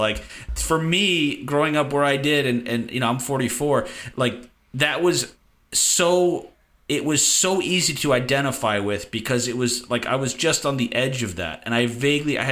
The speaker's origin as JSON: {"language": "English", "area": "Westchester County", "region": "New York", "country": "United States", "tie": "born or raised there", "said": "growing up in Westchester County"}